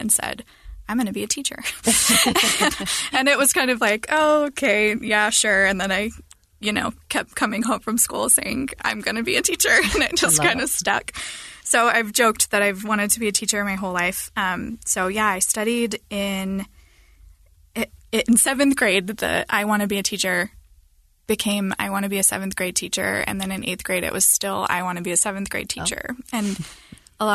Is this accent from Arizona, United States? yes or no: yes; Linden, Arizona, United States; I'm from Arizona, and I grew up in a small rural area in the mountains of Arizona